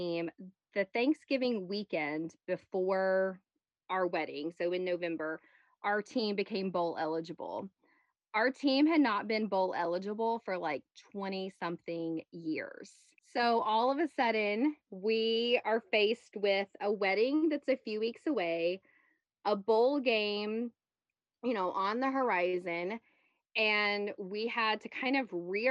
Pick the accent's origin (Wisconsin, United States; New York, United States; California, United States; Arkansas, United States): Arkansas, United States; moved away as an adult; I am originally from Arkansas, born and raised. I had never moved